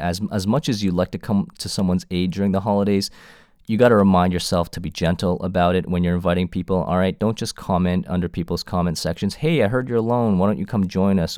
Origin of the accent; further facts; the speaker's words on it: Toronto, Ontario, Canada; I was born in Canada, uh, Toronto homegrown